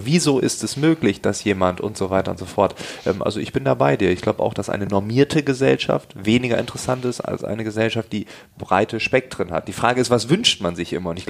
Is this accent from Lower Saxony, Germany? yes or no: yes; Lower Saxony, Germany; Ich komme aus Ostfriesland. Ähm, das muss ich nochmal dazu sagen, dass das ist noch ein bisschen dörflicher und so.